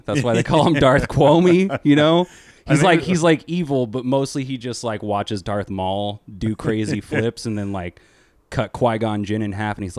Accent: Manhattan Beach, California, United States; No, I'm from Manhattan Beach, which is like 20 minutes down the road.

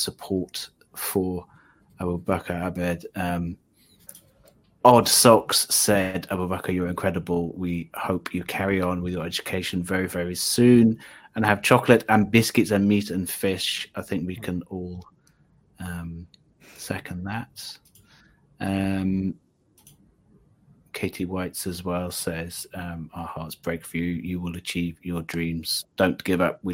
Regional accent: South Wales, United Kingdom; I'm from South Wales, so I'm actually learning Welsh at the moment.

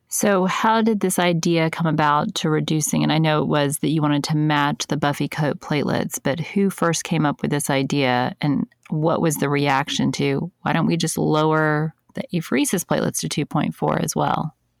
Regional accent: United States; being an American

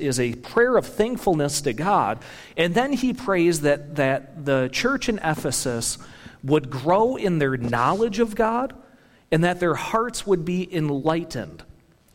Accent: Michigan, United States; I'm from Michigan.

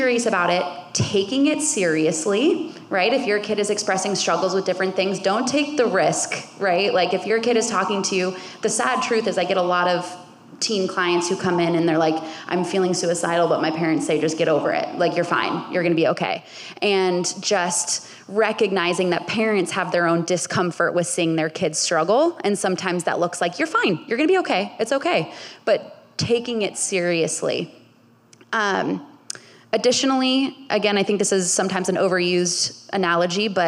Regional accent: Bay Area, California, United States; I grew up in the Bay Area

